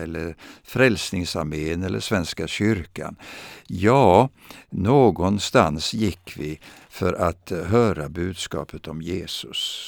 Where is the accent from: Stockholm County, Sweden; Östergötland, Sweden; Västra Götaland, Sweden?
Östergötland, Sweden; Vadstena; jag växte upp i Östergötland och i den lilla staden Vadstena